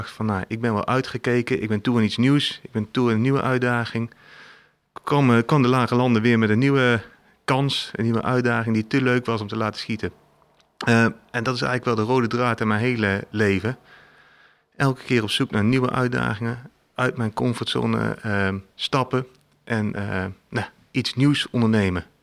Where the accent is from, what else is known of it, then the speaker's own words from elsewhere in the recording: Eindhoven, North Brabant, Netherlands; moved away as an adult; also born or lived in Tilburg; maar ik ben opgegroeid in Brabant, in Eindhoven. toen ben ik in Tilburg gaan studeren.